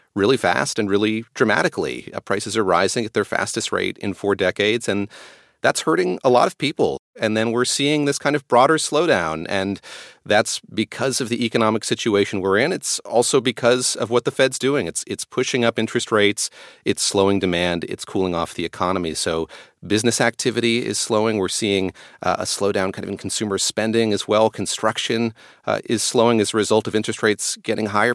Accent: North Carolina, United States; moved away; I grew up in North Carolina going to fiddlers' conventions to music festivals every summer

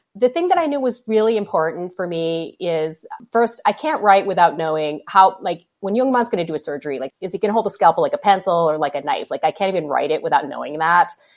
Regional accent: Hibbing, Minnesota, United States; I grew up in Hibbing

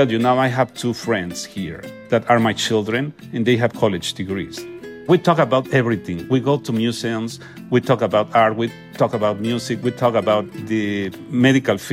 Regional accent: Mexico; English is a second language; moved away as an adult; I'm a doctor from Mexico

